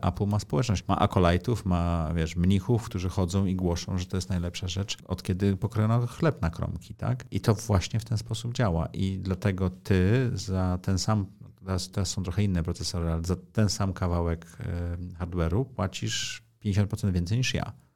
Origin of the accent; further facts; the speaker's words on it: Poland; urodziłem się w kraju, okej, okay, w komunizmie, ale w Europie